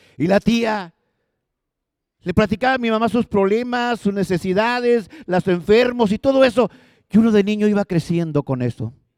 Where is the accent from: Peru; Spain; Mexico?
Mexico; Los Ramones, Nuevo León; Yo me acuerdo de mi infancia. Yo soy de los Ramones